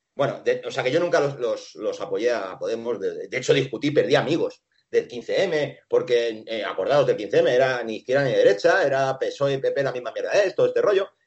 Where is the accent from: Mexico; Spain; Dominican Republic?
Spain; Asturias; also born or lived in Venezuela; yo soy asturiano, he, vivido entre animales